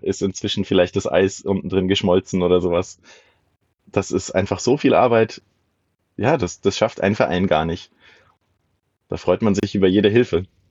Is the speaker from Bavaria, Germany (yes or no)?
yes; area around Würzburg, Bavaria, Germany; Ich komme aus der Gegend um Würzburg herum